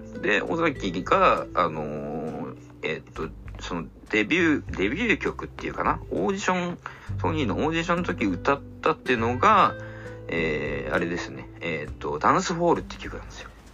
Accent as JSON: {"language": "Japanese", "region": "Fukuoka", "country": "Japan", "moved": "as an adult", "lives_now": "Tokyo, Japan", "said": "何にも東京のこと知らない博多から来た僕がですよ"}